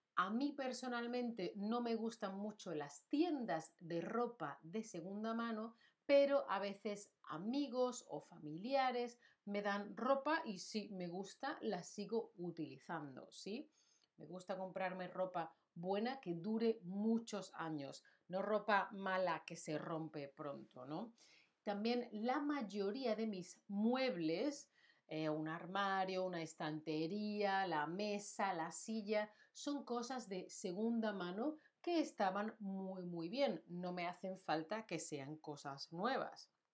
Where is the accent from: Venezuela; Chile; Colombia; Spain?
Spain; now in Germany; yo vivo en Alemania, pero soy de España